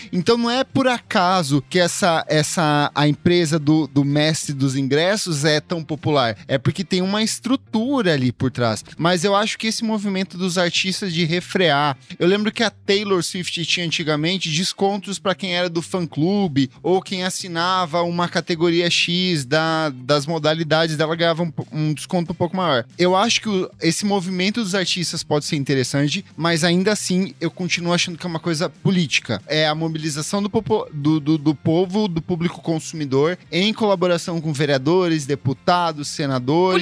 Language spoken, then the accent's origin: Portuguese; Ponta Grossa, Paraná, Brazil; now in São Paulo, Brazil; Eu, eu sou do Paraná